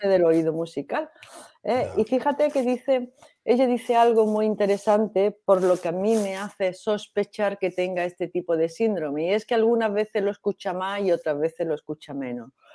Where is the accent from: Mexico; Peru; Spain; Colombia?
Spain; Granada, Andalusia; yo soy de Granada